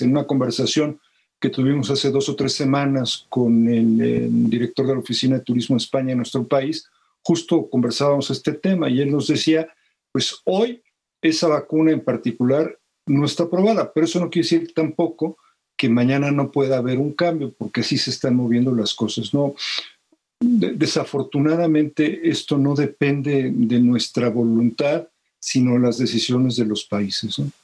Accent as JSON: {"language": "Spanish", "country": "Mexico", "said": "los mexicanos"}